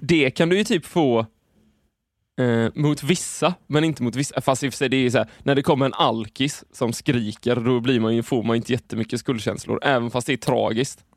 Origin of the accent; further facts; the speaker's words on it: Sweden; vi är ju svenskar